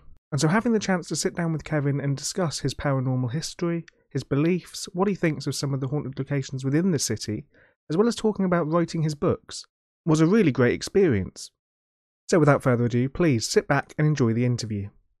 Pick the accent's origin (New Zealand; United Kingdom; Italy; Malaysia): United Kingdom; Plymouth, South West England; So obviously you were born and raised in Plymouth.